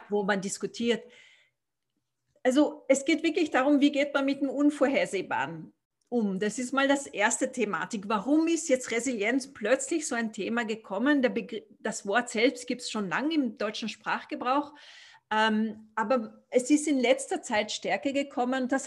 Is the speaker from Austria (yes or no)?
yes; Austria; also born or lived in Africa; Zu mir, also ich bin Österreicher, bin schon in Österreich geboren, aber ich habe einen etwas bewegten Hintergrund, nachdem ich in Afrika aufgewachsen bin.